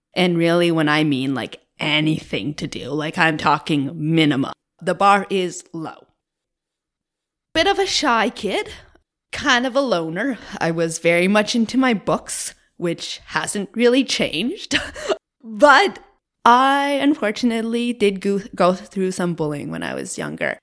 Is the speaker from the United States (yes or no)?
no; Cape Breton, Nova Scotia, Canada; moved away as an adult; now in Moncton, Canada; I am originally from Cape Breton in Nova Scotia. from a very, very small rural community about forty minutes away